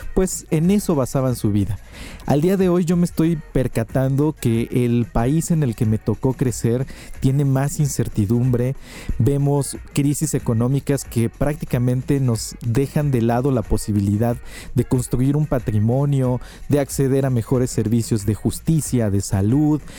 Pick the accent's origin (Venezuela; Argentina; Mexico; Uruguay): Mexico; Oaxaca; emprendedor oaxaqueño